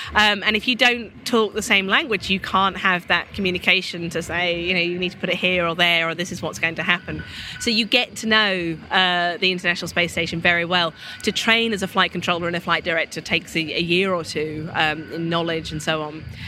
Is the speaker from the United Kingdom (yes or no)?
yes; United Kingdom; as a Brit